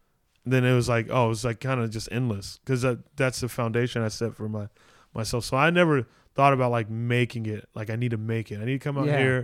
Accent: Arizona, United States; born there; now in Los Angeles, United States; Oh, just because I was born in Arizona.

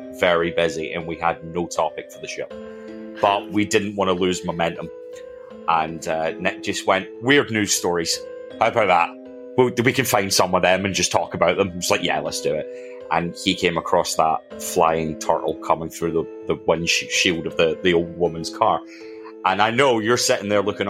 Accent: Scotland, United Kingdom; I am Scottish, mostly because I come from Scotland.

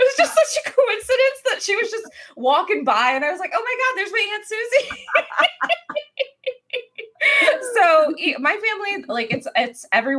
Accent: Buffalo, New York, United States; born there

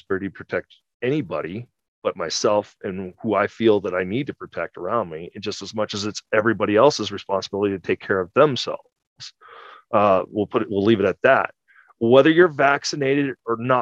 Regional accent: California, United States; my home state of California

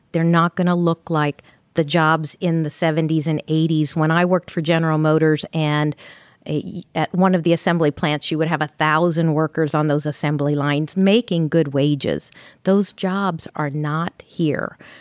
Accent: Ferdinand, Indiana, United States; I'm from Southern Indiana, little town of Ferdinand

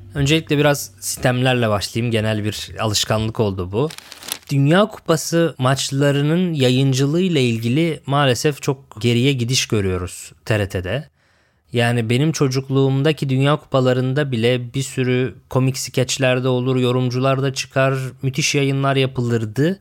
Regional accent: Lüleburgaz, Kırklareli, Turkey; now in Istanbul, Turkey; Lüleburgaz'da doğup büyüdüm ben.

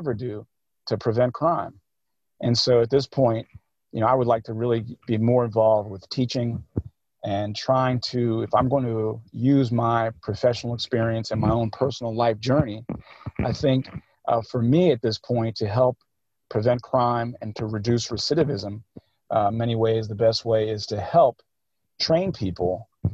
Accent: Philadelphia, Pennsylvania, United States; I grew up in Cobbs Creek. I grew up in West Philly

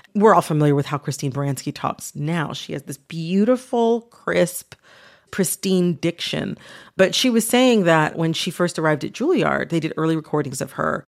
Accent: Southeastern Michigan, United States; I'm from the Midwest. I'm from Michigan, Southeastern Michigan

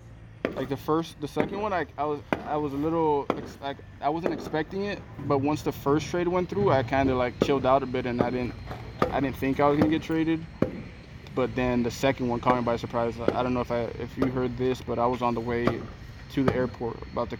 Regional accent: Miami, Florida, United States

